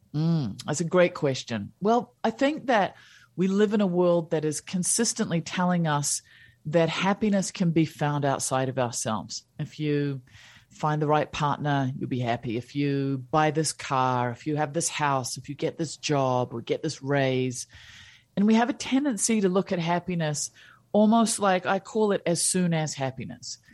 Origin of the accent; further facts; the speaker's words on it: New Zealand; also born or lived in India / Switzerland / United States; I was born in New Zealand